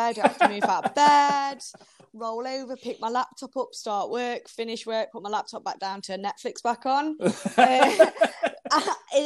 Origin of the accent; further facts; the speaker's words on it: Derby, East Midlands, United Kingdom; moved away as an adult; now in Sheffield, United Kingdom; I'm not actually from Sheffield, so I'm from more Derby way